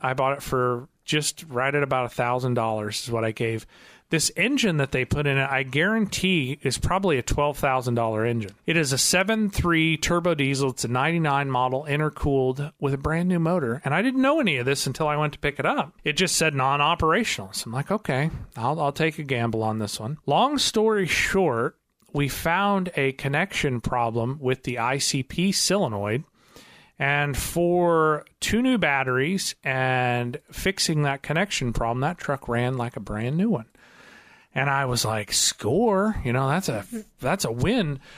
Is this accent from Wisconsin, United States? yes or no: no; Missouri, United States; I'm from Missouri, so I'm in the show me state